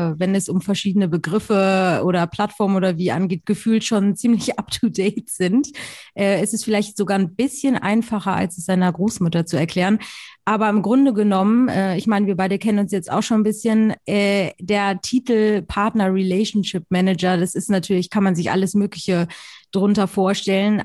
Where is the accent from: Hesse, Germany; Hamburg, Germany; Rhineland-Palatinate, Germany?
Hamburg, Germany; Ich komme original aus Hamburg